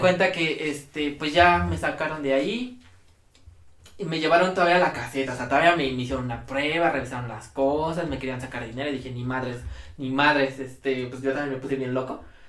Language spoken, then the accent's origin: Spanish; Ecatepec, State of Mexico, Mexico; vengo de Catepec, no es orgullo, es advertencia